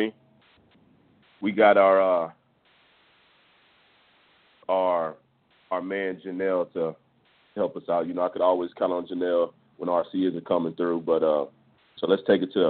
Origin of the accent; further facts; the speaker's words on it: Houston, Texas, United States; I'm from Houston, Texas, and Santa Fe is probably, you know, Santa Fe is a place that's probably 20 minutes away from where I grew up